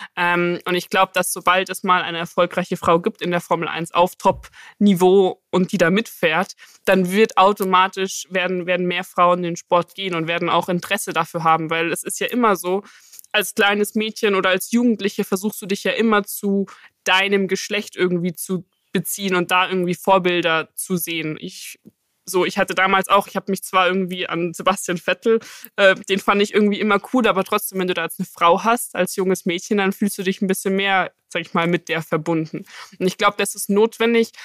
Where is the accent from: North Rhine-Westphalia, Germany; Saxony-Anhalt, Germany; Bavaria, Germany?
Bavaria, Germany; Munich; ich komme ja aus München